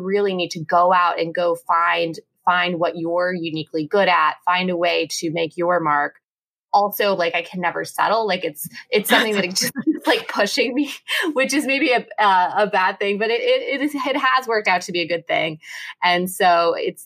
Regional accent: Kansas, United States; I'm from Kansas

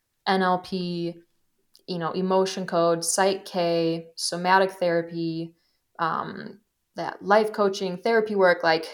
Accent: Wisconsin, United States; my mom is like a huge pioneer of integrative healthcare in the state I grew up in Wisconsin

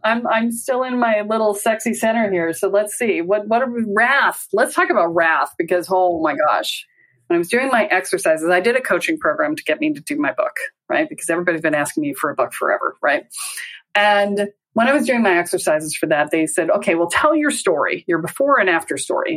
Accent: the South, United States; I'm from the South.

